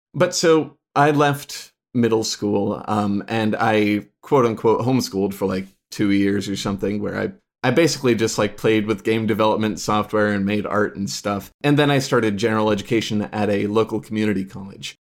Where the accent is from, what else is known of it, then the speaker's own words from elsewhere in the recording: Chicagoland area, Illinois, United States; also born or lived in Rochester, Minnesota; I was born in Rochester, Minnesota, but I was there for, like, all of five minutes or something before my parents whisked me away to, uh, Illinois in the Chicagoland area